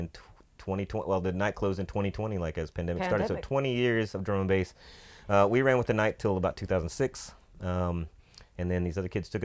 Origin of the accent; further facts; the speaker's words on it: Odessa, Texas, United States; moved away as an adult; now in Austin, United States; I grew up in Odessa, Texas, the country